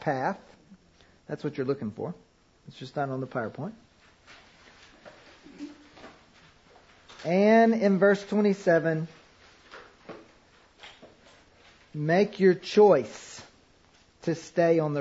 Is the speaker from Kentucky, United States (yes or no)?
yes; Kentucky, United States; I grew up in Kentucky